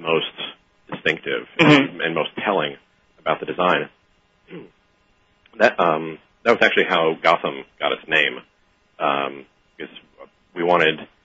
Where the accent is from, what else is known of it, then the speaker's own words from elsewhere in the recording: New York, United States; as both Jonathan and I grew up in New York